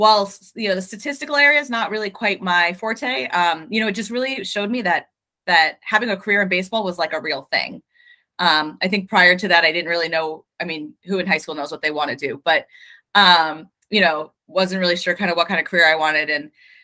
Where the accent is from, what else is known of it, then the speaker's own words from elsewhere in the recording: outside of Boston, Massachusetts, United States; I grew up outside of Boston.